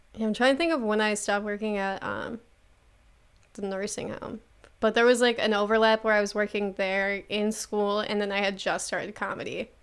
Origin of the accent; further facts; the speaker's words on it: Buffalo, New York, United States; I'm from Buffalo, New York and I do comedy.